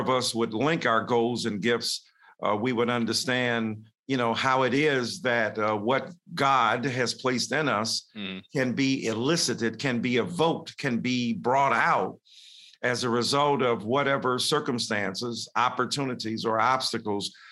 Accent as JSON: {"language": "English", "town": "Detroit", "region": "Michigan", "country": "United States", "tie": "born or raised there", "said": "I'm in a segregated school, even though I'm living up north in Detroit"}